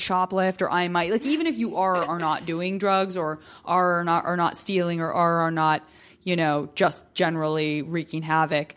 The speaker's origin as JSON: {"language": "English", "town": "Tucson", "region": "Arizona", "country": "United States", "said": "from Tucson, Arizona, and it's, again, it's not like a hugely metropolitan city"}